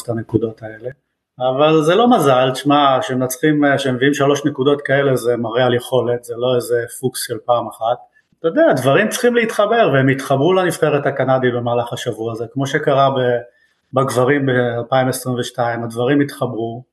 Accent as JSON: {"language": "Hebrew", "country": "Israel", "moved": "yes", "lives_now": "Canada", "said": "אני ישראלי בנפש ובנשמה"}